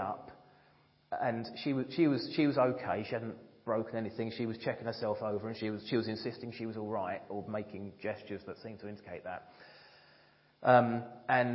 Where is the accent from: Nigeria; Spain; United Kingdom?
United Kingdom; being British